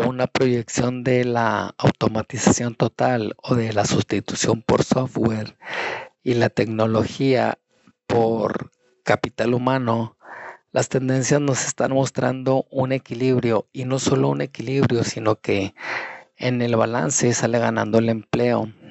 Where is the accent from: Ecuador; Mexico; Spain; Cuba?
Mexico; now in United States; mi país, como en México